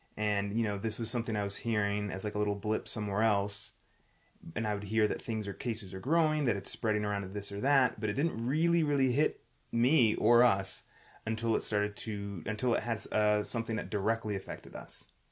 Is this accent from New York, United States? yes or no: yes; New York City, New York, United States; we're from New York City